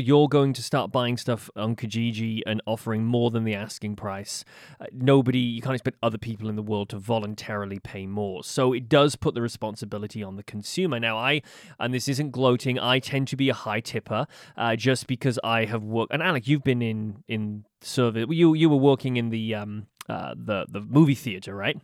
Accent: United Kingdom; now in Halifax, Canada; as a Brit

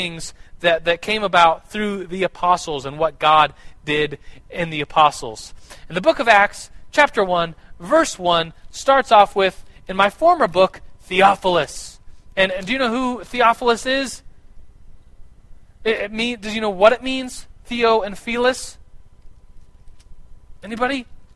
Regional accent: United States; we, as Americans

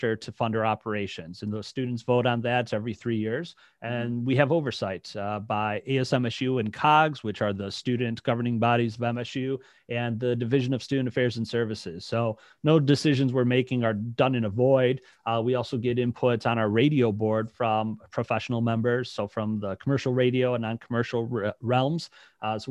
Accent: Detroit, Michigan, United States; also born or lived in Lake Orion, Michigan; now in Lansing, United States; I'm originally from the Detroit area

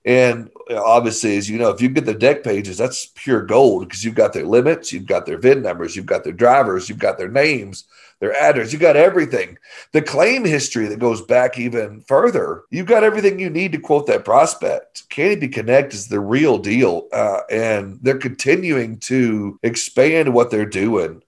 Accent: Arkansas, United States; I'm just from Arkansas

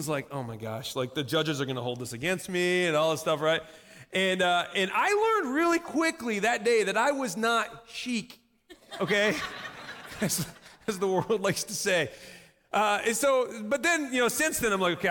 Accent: Southern Michigan, United States; I grew up in Southern Michigan.

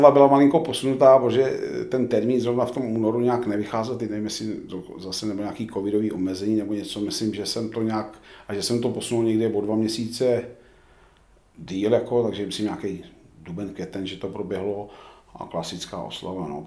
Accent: Jiříkov, Ústí nad Labem Region, Czechia; also born or lived in Ansdorf; Ano, narodil jsem se v Ansdorfu. Eh, bydlel jsem teda kousek od Mansdorfu ještě blíž k hranicím v eh, Jiříkově, ten samý výběžek Šluknovský.

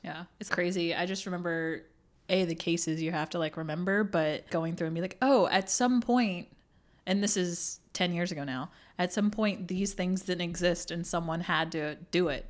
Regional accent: Burlington, North Carolina, United States; also born or lived in South Korea / Illinois; now in Durham, United States; I grew up in Burlington

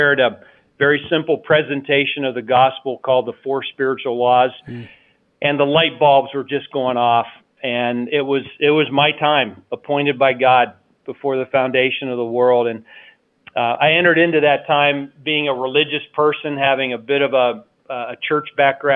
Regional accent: Carrollton, Ohio, United States; where I grew up in Carrollton, Ohio

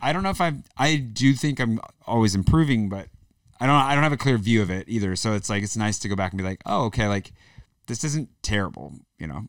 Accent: the Northwest, Pacific Northwest, United States; moved away as an adult; now in France; I'm from the northwest

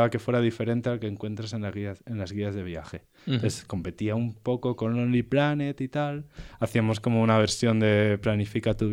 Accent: Valencia, Valencian Community, Spain; moved away as an adult; now in Madrid, Spain; yo me vine de Valencia, porque yo soy de Valencia, me vine a trabajar. Mi primer trabajo fue aquí aquí en Madrid

